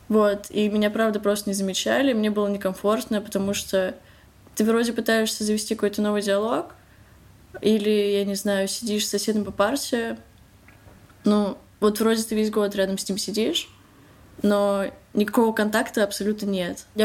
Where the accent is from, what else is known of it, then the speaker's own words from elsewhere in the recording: Moscow, Russia; мне 15 лет, я из Москвы.